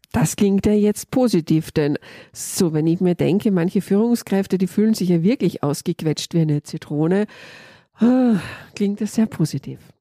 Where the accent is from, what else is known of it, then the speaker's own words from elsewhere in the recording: Austria; Ich komme aus Österreich.